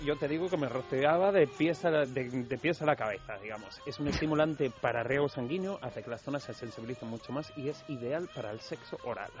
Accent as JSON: {"language": "Spanish", "region": "Basque Country", "country": "Spain", "said": "yo vengo del País Vasco"}